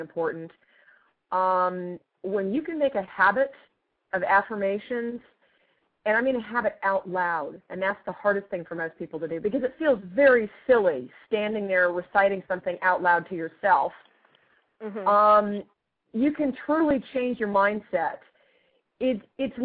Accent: California, United States; also born or lived in Australia / Massachusetts; I was born in California. I was born in California and taken back to Australia for my first year

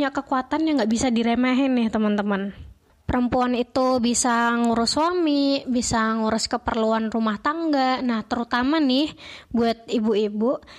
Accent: Semarang, Central Java, Indonesia; dari PKN Stan, asalku dari Kota Semarang.

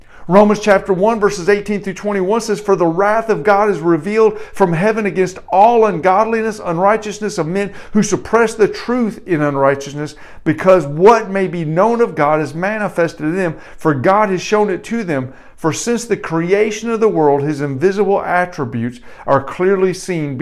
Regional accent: Detroit, Michigan, United States; I grew up in North Detroit.

